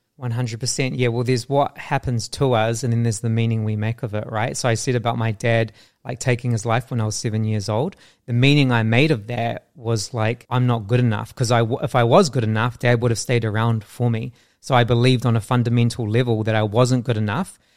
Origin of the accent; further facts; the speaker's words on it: New Zealand; growing up in New Zealand I really struggled with my sense of self